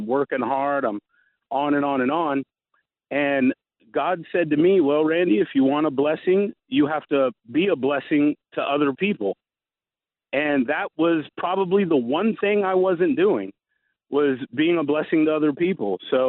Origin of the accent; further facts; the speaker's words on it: the South, United States; I'm from the South, so I've always had a pretty good work ethic.